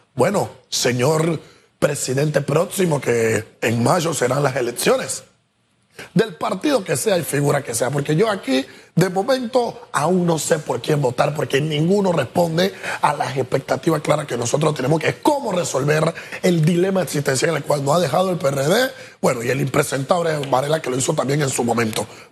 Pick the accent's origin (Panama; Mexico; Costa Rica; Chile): Panama; nosotros como pueblo panameño